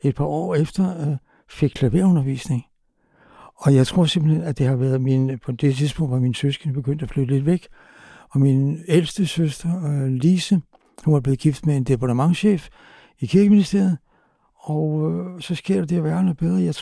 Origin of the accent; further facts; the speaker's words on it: Copenhagen, Capital Region of Denmark, Denmark; Jeg er simpelthen vokset på Amager